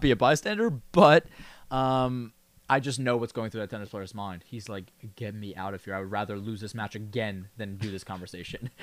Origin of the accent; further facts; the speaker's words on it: New York, United States; a New Yorker